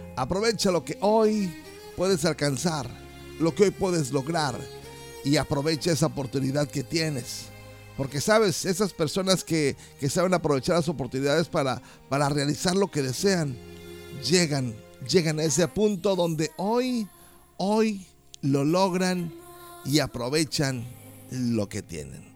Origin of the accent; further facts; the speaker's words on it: Mexico; como mexicanos